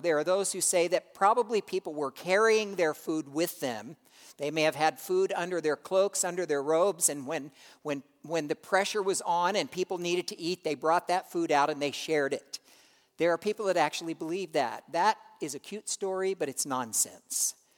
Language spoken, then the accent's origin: English; United States; we, as American Christians